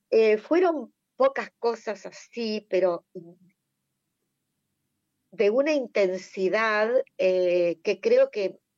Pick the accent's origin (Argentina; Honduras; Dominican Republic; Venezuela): Argentina; Buenos Aires Province; yo también soy bonaerense, he vivido en muchos pueblos, ciudades de la provincia de Buenos Aires